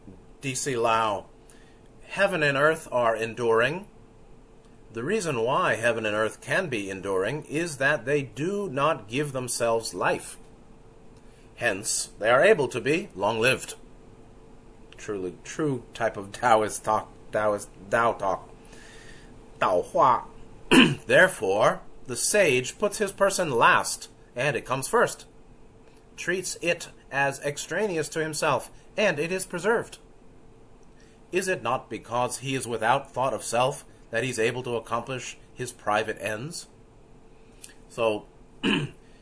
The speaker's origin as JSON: {"language": "English", "town": "New York City", "region": "New York", "country": "United States", "tie": "born or raised there", "said": "I was growing up in New York City in the 70s"}